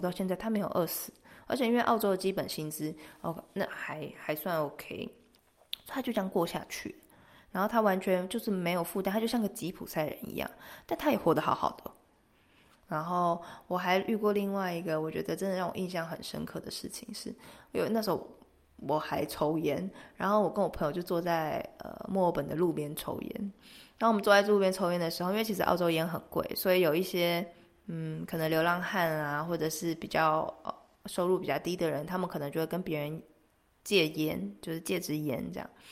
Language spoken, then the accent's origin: Chinese; Taiwan; 这就是我们台湾人比较难的地方